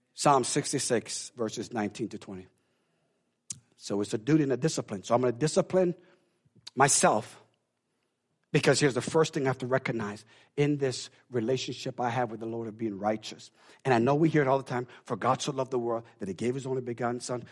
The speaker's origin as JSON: {"language": "English", "country": "Jamaica", "said": "I know I tell you I'm Jamaican, but I really am Jamaican"}